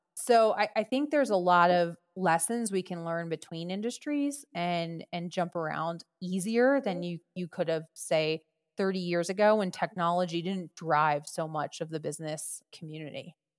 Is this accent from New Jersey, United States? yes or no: yes; New Jersey, United States; I'm from Jersey